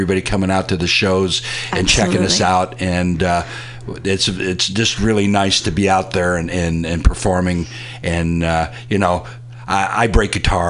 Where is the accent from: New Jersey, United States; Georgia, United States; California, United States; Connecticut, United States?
California, United States; Fremont; now in San Francisco, United States; in the community here in San Francisco for almost that whole 40 years. But I'm going to confess, we're originally from Fremont.